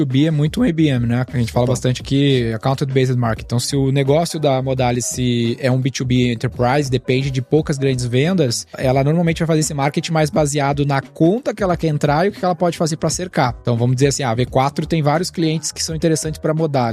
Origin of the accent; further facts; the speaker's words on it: Rio Grande do Sul, Brazil; moved away; Sou gaúcho, né?